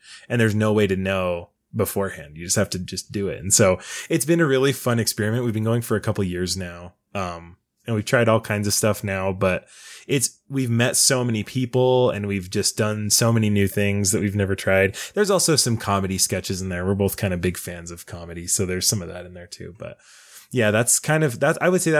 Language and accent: English; West Jordan, Utah, United States; I'm from West Jordan.